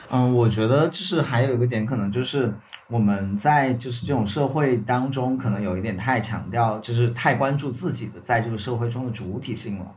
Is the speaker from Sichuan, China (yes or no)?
yes; Sichuan, China; accent: Sichuanese; 我们四川话里面的那个，就是胸气